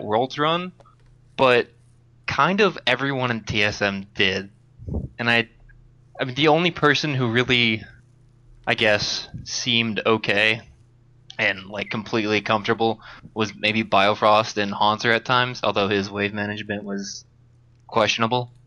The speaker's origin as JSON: {"language": "English", "region": "Upper Peninsula of Michigan", "country": "United States", "moved": "yes", "lives_now": "Wisconsin, United States", "said": "I'm from the Upper Peninsula of Michigan"}